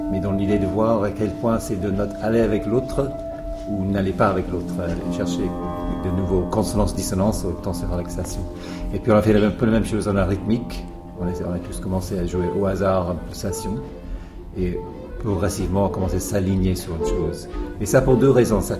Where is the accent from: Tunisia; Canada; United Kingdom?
United Kingdom; Scotland; moved away as an adult; also born or lived in London; moi, j'ai grandi en Écosse, loin de tout.